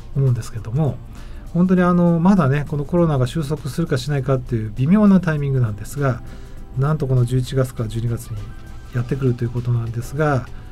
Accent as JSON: {"language": "Japanese", "region": "Tokyo", "country": "Japan", "tie": "born or raised there", "said": "僕もあの地元の東京のねあの区の"}